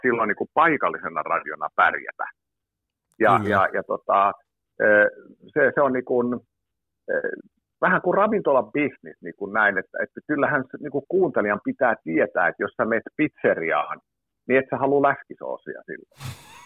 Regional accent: Tammisaari, Uusimaa, Finland; levytettiinkin Tammisaaresta, kun olen kotoisin

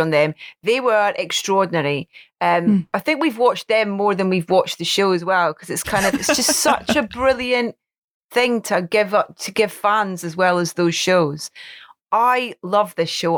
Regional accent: Anstruther, Scotland, United Kingdom; my hometown of Anstruther

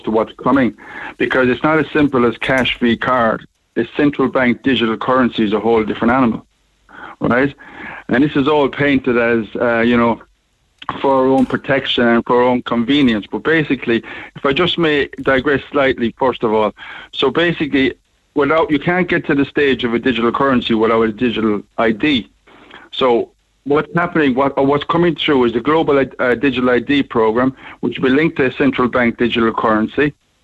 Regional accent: Ireland; also born or lived in Liverpool; I'm obviously from Ireland, but I have a business over here in Liverpool

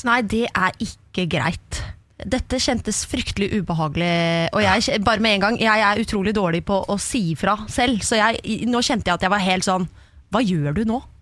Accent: Horten side, Vestfold, Norway; Jeg er fra Vestfold.

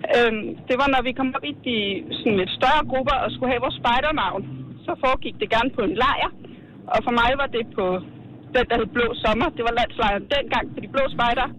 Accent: West Jutland, Denmark; Jeg er fra Gørlu på Vestjylland

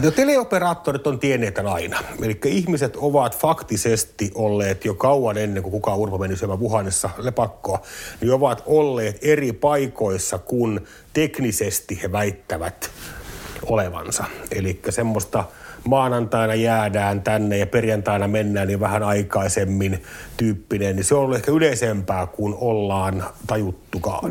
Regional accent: Parikkala, South Karelia, Finland; Sama koskee myös Parekkalan identiteettiä, että me ollaan karjalaisia

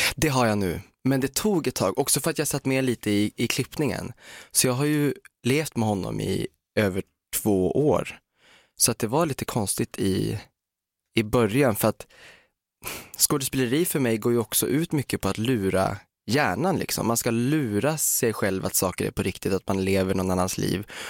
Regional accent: Umeå, Västerbotten County, Sweden; moved away; Umeå där jag kommer ifrån

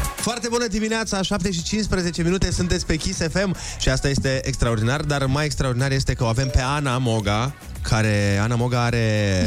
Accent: Suceava, Suceava County, Romania; din același oraș ca și mine

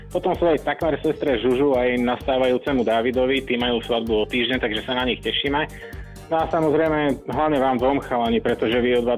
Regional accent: Košice, Košice Region, Slovakia; now in Malinovo, Slovakia; ja som z Košic, ale bývam v Malinové, pretože pracujem v Bratislave, takže taký trojuholník.

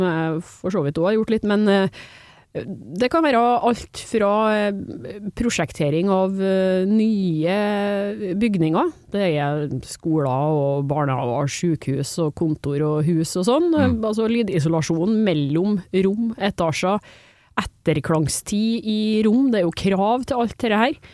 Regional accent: Trondheim, Trøndelag, Norway; accent: trøndersk; Jeg kommer fra Trondheim

